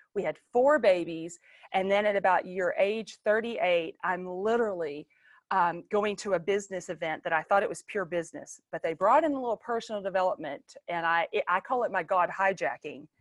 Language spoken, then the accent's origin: English; Longview, Texas, United States; I was born in the Bible Buckle of East Texas, Longview, Texas